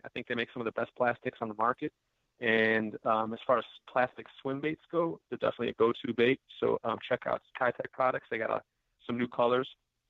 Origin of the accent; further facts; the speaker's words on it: Delavan, Wisconsin, United States; I haven't fished Lake Delavan in a while. I grew up in Lake Delavan.